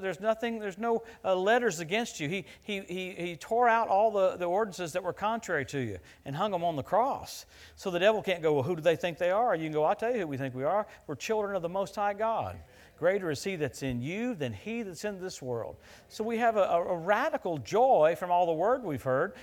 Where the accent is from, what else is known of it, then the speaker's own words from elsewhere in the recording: Louisiana, United States; where I grew up in Louisiana